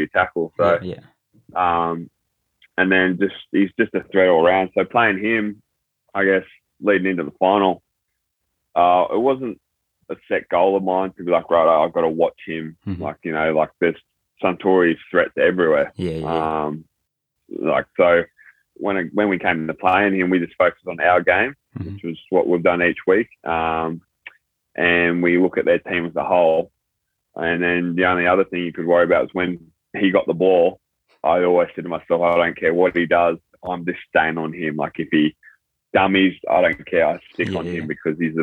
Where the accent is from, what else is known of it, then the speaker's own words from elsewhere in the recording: New South Wales, Australia; moved away as an adult; also born or lived in Thailand; now in Japan; came to Australia when I was very little, and then grew up in the New South Wales country area, like out bush in New South Wales.